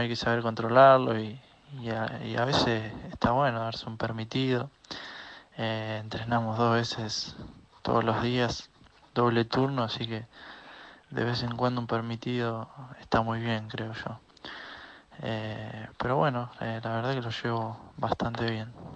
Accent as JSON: {"language": "Spanish", "town": "Marcos Juárez", "region": "Córdoba", "country": "Argentina", "moved": "as an adult", "said": "pude venirme a mi pueblo, a Marco Juárez"}